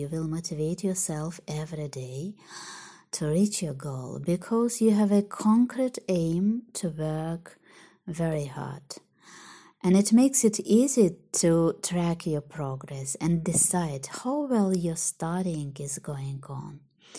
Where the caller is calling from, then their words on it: Russia; English is a second language; Hello from Russia. … I am an English learner.